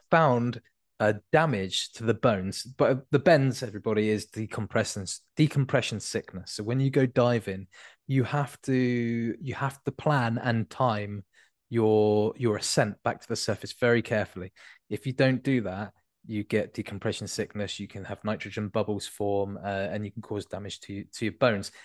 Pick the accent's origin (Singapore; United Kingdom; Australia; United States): United Kingdom; Devon, South West England; I was born in Devon